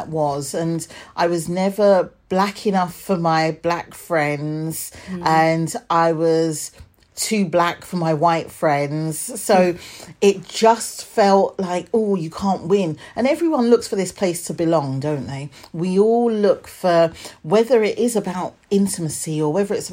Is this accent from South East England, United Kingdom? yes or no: no; Hertfordshire, East of England, United Kingdom; born or raised there; also born or lived in London / Edmonton, London